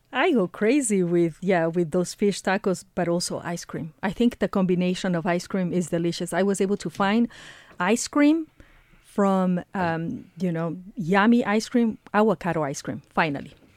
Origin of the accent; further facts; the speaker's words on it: Ecuador; moved away; I am originally from Ecuador